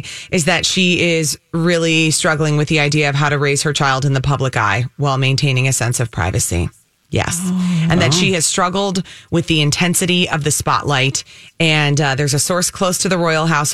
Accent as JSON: {"language": "English", "country": "United States"}